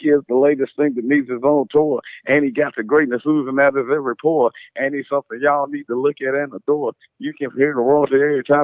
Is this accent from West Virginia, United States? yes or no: yes; West Virginia, United States; moved away as an adult; now in Houston, United States; I'm originally from West Virginia